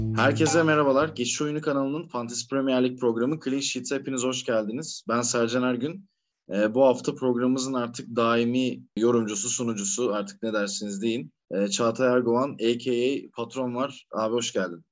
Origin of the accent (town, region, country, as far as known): Karacabey, Bursa, Turkey; born or raised there